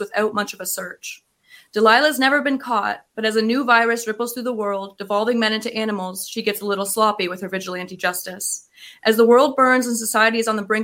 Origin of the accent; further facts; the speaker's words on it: Tyendinaga Mohawk Territory, Ontario, Canada; I'm from Tyendinaga Mohawk territory.